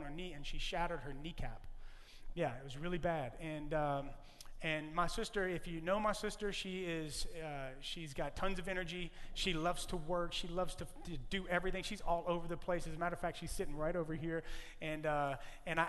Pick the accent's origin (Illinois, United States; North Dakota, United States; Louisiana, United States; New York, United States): Louisiana, United States; now in California, United States; I am from Louisiana. And in Louisiana, we tell Cajun jokes. I am Cajun, but I'm Californian. I'm a Cajun Californian